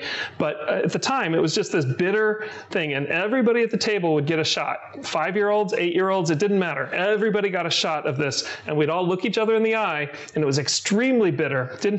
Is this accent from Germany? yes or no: yes; Germany; the first thing I ever drank as a five-year-old kid growing up in Germany.